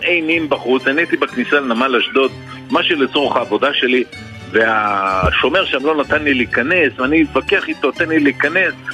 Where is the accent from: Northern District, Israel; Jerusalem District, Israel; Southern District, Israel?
Southern District, Israel; Sderot; moved away as an adult; now in Kibbutz Zikim, Israel; אני הרי נולדתי בשדרות, כל חיי עד לפני 14 שנה, לפני 4... לפני 14 שנה עברנו לקיבוץ זיקים